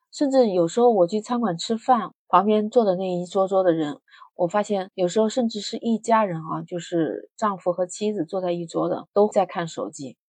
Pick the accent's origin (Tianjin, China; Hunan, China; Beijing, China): Hunan, China; moved away as an adult; now in Shenzhen, China; 我老家在湖南